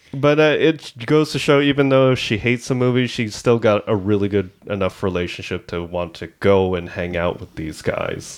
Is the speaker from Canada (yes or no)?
yes; Markham, Ontario, Canada; we're from Markham, which is a part of the G T